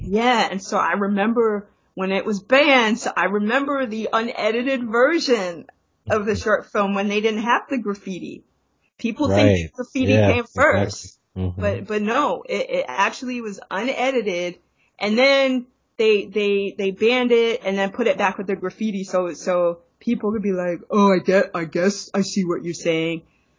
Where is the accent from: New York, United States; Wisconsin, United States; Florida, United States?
New York, United States; New York City; I grew up in Brooklyn, close to the Hoyt and Schermerhorn station